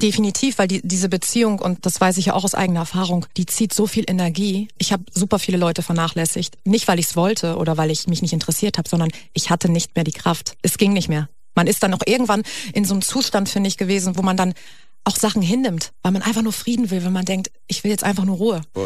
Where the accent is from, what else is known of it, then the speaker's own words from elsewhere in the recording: Hamburg, Germany; moved away as an adult; now in Berlin, Germany; ich komme eigentlich aus Hamburg und bin jetzt vor drei Jahren, glaube ich, nach Berlin gezogen